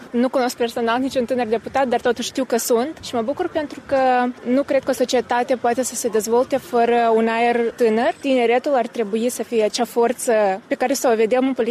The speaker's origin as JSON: {"language": "Romanian", "country": "Romania", "said": "Chemarea este pentru că aici ne-am născut. Sunt româncă prin uh, tradiție, prin uh, istorie"}